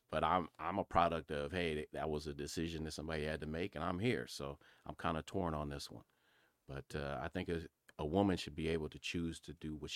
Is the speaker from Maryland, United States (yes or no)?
no; Pasadena, California, United States; I'm from Pasadena, California.